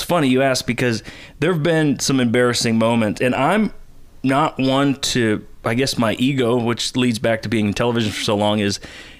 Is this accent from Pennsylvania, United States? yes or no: yes; Pittsburgh, Pennsylvania, United States; moved away as an adult; also born or lived in Jacksonville, Florida / San Francisco Bay Area / Washington, D.C.; now in Nashville, United States; so I moved to Nashville from Washington, D.C. after living in Jacksonville, Florida, then back home where I grew up in Pittsburgh, then to the Bay Area for several years, and then D.C.